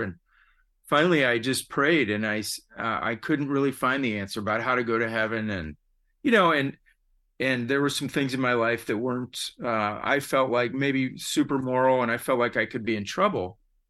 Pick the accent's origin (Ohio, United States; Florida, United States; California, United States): Ohio, United States; Cleveland; I was raised in Cleveland and came down to go to college at, like many people in Ohio, at Ohio State. And like many people that go to Ohio State, I wound up staying here.